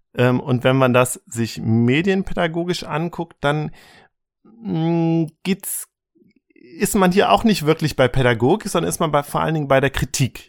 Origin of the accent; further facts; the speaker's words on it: Germany; bei uns in Deutschland